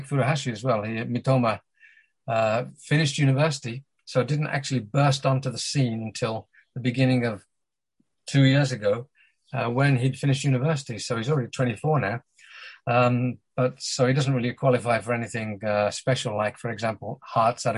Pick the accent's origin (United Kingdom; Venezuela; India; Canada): United Kingdom; England; despite being British, if you hadn't noticed, English